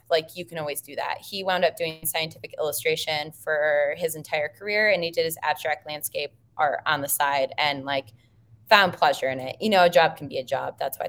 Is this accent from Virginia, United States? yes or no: no; Minnesota, United States; We grew up in Southern Minnesota, so we paint a lot of cornfields.